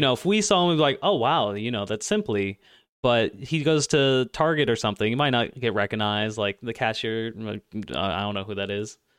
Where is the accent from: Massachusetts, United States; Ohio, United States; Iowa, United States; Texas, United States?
Ohio, United States; Cincinnati; I'm from Cincinnati